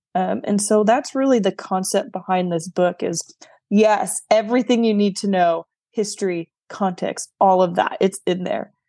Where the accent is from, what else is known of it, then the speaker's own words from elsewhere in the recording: New York, United States; moved away; also born or lived in the South, United States; I am a New Yorker through and through, although now I'm living in the South, I still claim the title proudly of a New Yorker